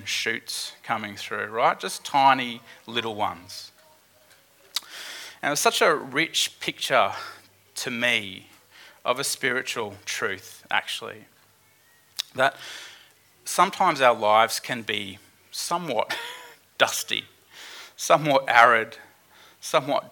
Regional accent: Queensland, Australia; as a Queenslander

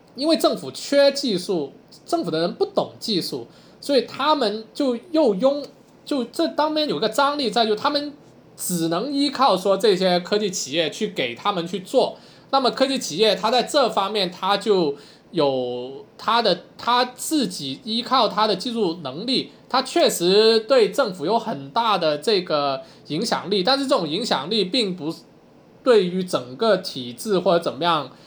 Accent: China; 我们中国人

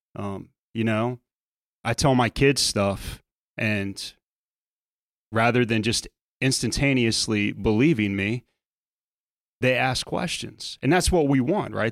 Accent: South Louisiana, United States; as a kid growing up in South Louisiana

